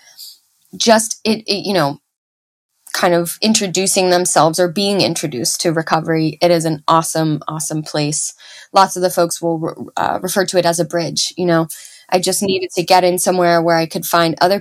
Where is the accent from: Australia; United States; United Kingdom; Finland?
United States; Dallas, Texas; moved away as an adult; also born or lived in New York City; now in Seattle, United States; I'm originally from Dallas, but I moved there in my early 20s